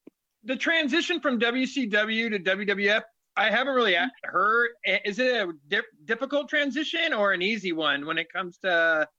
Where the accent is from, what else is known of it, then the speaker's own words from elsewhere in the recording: Aberdeen, Washington, United States; I'm from Aberdeen, Washington.